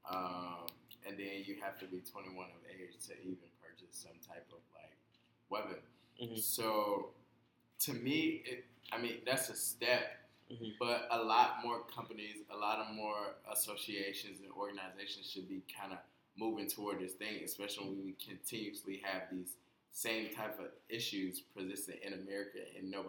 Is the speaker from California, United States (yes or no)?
no; Georgia, United States; I think Georgia, my home state, Georgia a teacher fired off in the classroom.